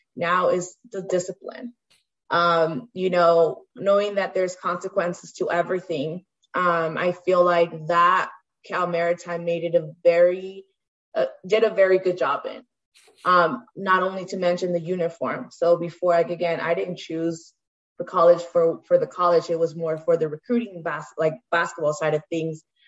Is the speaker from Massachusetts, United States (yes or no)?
no; Stockton, California, United States; I come from Stockton, so um, I grew up in most of the you know South Side inner city